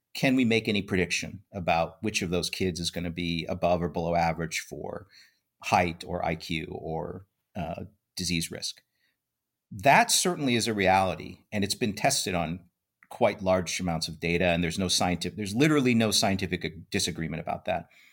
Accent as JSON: {"language": "English", "region": "Iowa", "country": "United States", "tie": "born or raised there", "said": "I grew up in Iowa, in a, you know, little, very bucolic, small town environment"}